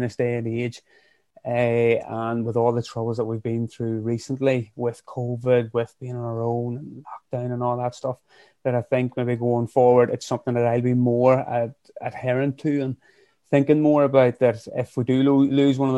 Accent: County Fermanagh, Northern Ireland, United Kingdom; also born or lived in County Armagh; now in Craigavon, United Kingdom; I'm originally from Fermanagh, living up in County Armagh, just outside of Craigavon

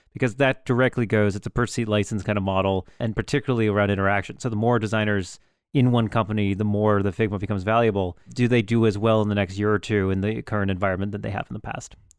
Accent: Youngstown, Ohio, United States; I was born in Youngstown.

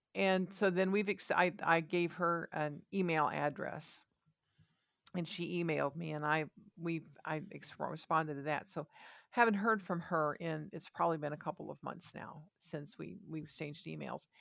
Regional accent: Ohio, United States; I was born in Ohio

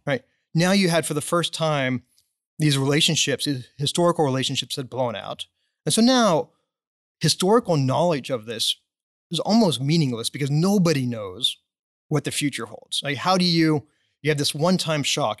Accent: Dallas, Texas, United States; I was born and raised in Dallas.

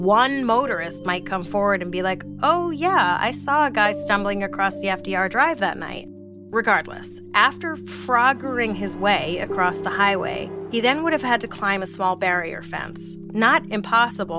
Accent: New York City, New York, United States; I grew up in New York City in the 80s and 90s

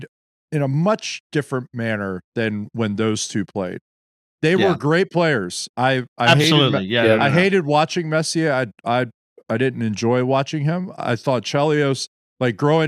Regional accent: United States; As American fans

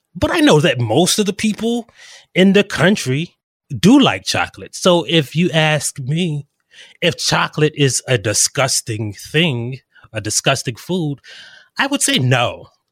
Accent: South Carolina, United States; I am actually from South Carolina.

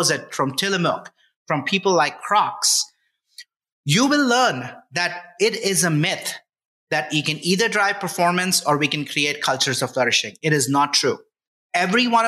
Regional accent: India; moved away as an adult; now in United States; I grew up in India.

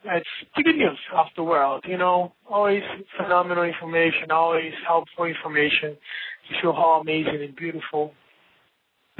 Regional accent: Brazil; English is a second language; I'm from Brazil

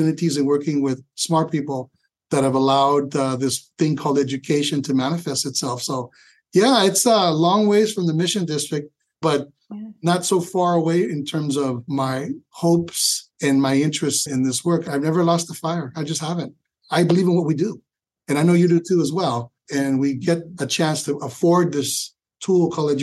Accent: San Francisco, California, United States; moved away as an adult; also born or lived in Sacramento, California; now in Los Angeles, United States; Being born and raised in San Francisco

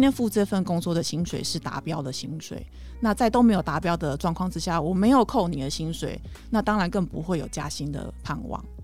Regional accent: Taiwan; 我们台湾人

